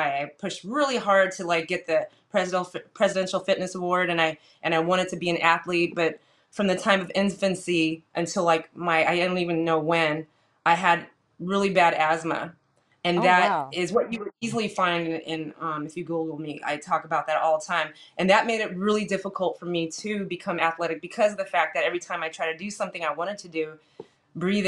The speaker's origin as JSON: {"language": "English", "town": "San Jose", "region": "California", "country": "United States", "tie": "born or raised there", "moved": "as an adult", "lives_now": "Los Angeles, United States", "said": "I'm from San Jose, California, born and raised, and I moved to L.A. about 23 years ago"}